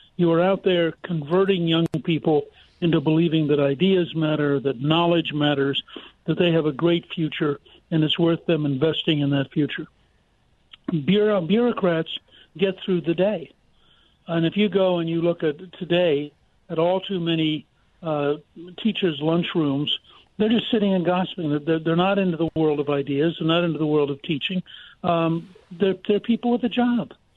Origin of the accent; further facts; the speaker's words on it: Harrisburg, Pennsylvania, United States; I was born in Harrisburg